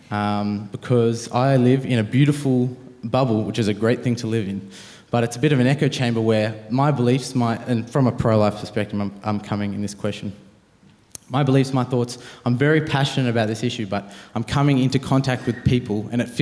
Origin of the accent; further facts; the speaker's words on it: Penrith, New South Wales, Australia; I'm, uh, I'm born and bred Sydney, grew up in Penrith.